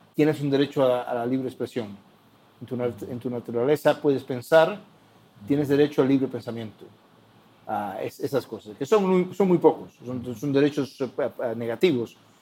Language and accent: Spanish; Cuba; now in United States; en Cuba, mi país natal, el país de mis padres